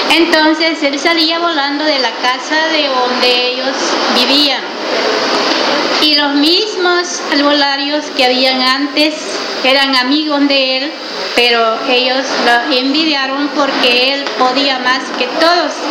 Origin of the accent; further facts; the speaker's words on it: Santo Domingo de Guzmán, Sonsonate, El Salvador; Aquí en Santo Domingo de Guzmán, yo soy aquí de Santo Domingo